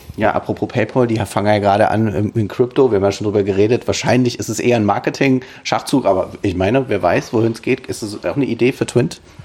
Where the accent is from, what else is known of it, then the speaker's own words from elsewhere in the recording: Germany; now in Switzerland; mir als Deutscher, der immer noch auch hier mit seinem deutschen Konto rumhantiert